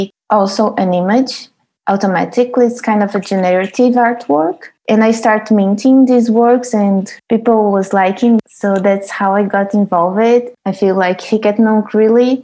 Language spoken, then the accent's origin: English; Brasília, Federal District, Brazil; we are all from Brasília, Brazil.